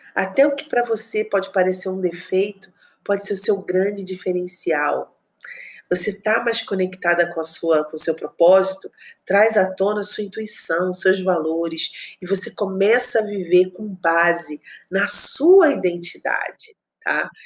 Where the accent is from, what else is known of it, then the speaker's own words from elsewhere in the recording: Rio de Janeiro, Brazil; moved away as an adult; also born or lived in Espírito Santo; Eu sou do Rio de Janeiro, meu marido também